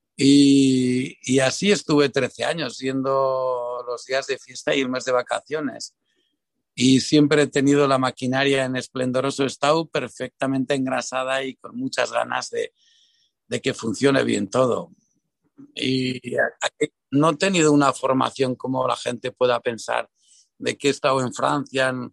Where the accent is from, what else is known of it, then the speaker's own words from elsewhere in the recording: San Sebastián, Basque Country, Spain; el barrio donde yo nací y crecí, donde me perdía por las calles, por esas calles de la parte vieja